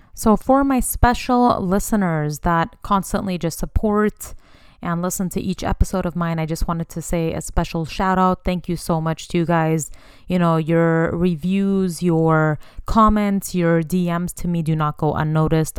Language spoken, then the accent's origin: English; Bay Area, California, United States; also born or lived in Sacramento, California; I was born and raised in the Bay Area, California, and currently reside in Sacramento, the capital